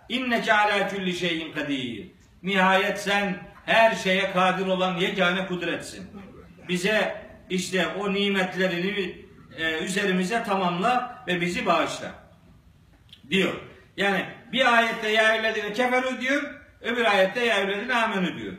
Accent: Black Sea Region, Turkey; Bizim Karadeniz'de

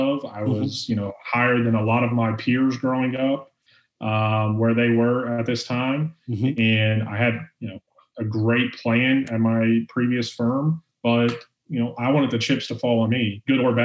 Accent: Orlando, Florida, United States; born and raised in Orlando, Florida

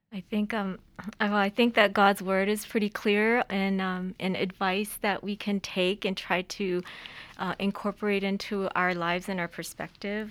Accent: Los Angeles, California, United States; I grew up in California, I learned to drive in the streets of L

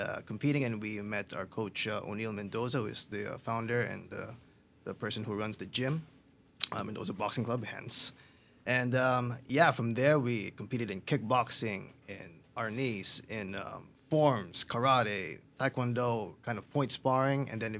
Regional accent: Philippines; now in Canada; So back in the Philippines, our dad was a combat sport fan.

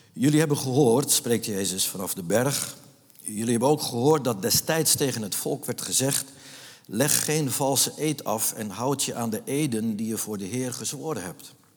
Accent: Nieuw-Vennep, North Holland, Netherlands; moved away as an adult; ik ben opgegroeid in de Jonker van de Poolstraat

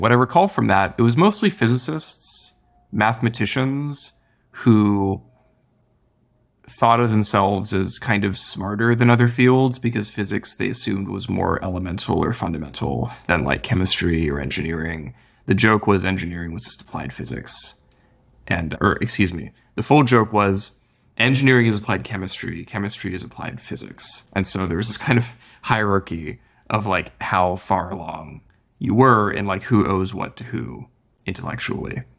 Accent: Midwest, United States; moved away as an adult; now in California, United States; I grew up in the Midwest originally, so California was also kind of new to me.

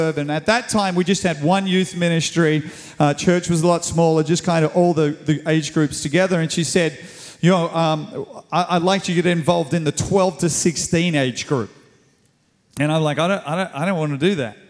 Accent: Sydney, New South Wales, Australia; moved away as an adult; now in Cape Town, South Africa; I moved from Australia. I was Australian.

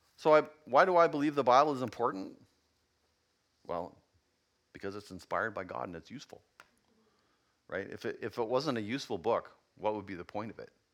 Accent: Yukon, Canada; I come from the Yukon.

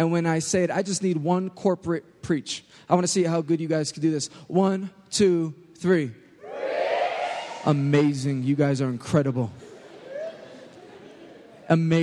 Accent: New York, United States; I know I'm from New York

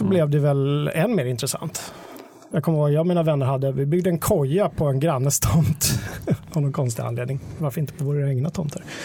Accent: Dalarna County, Sweden; eftersom jag kommer från Dalarna.

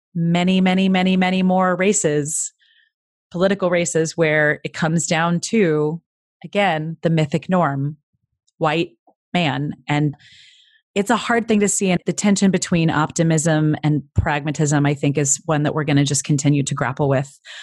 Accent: Midwest, United States; I'm from the Midwest

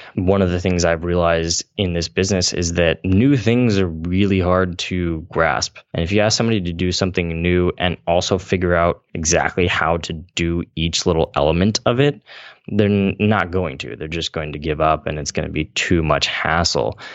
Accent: Central Valley, California, United States; I come from the Central Valley in California, which is farm country

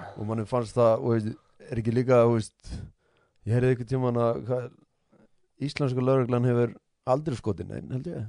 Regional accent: Iceland; moved away; við komum frá Íslandi

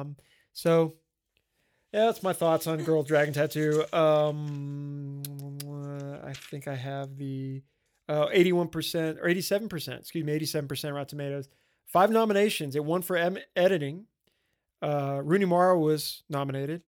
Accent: Bossier City, Louisiana, United States; my hometown

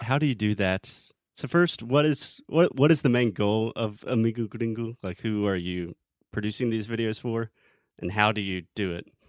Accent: United States; also born or lived in Brazil; the US

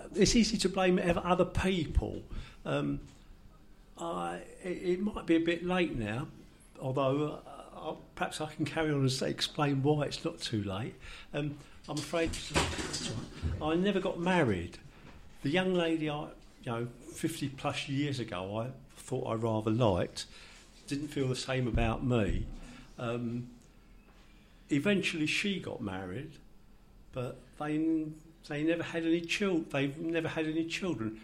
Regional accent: London, United Kingdom; my accent, I'm sure you will all understand, doesn't sound very Italian because I was born in Finsbury

